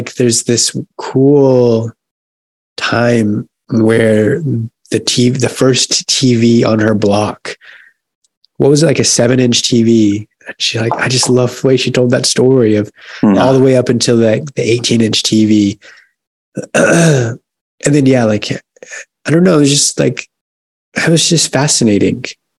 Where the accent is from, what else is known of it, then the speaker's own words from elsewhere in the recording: New York, United States; Like, if I lived in the 1950s with the Dodgers and the Giants and the Yankees, and I'm a New Yorker